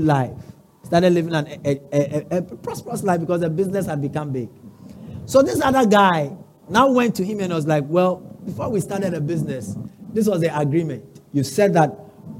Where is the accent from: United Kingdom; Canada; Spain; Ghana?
Ghana; Accra, Greater Accra; I come from Osu.